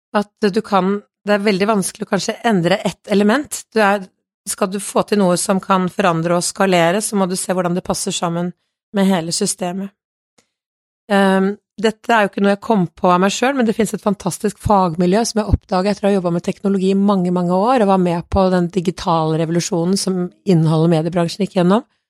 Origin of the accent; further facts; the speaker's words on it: Kongsberg, Buskerud, Norway; jeg kommer fra Kongsberg sjøl